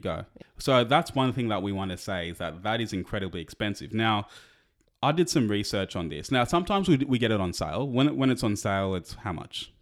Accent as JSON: {"language": "English", "country": "Australia", "said": "we're Australian"}